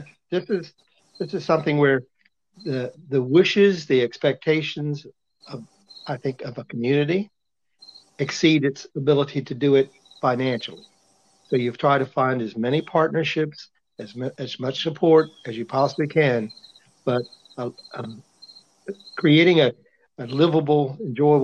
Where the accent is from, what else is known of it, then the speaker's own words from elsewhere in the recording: Berlin, Maryland, United States; also born or lived in College Park, Maryland; I grew up here in Berlin, Maryland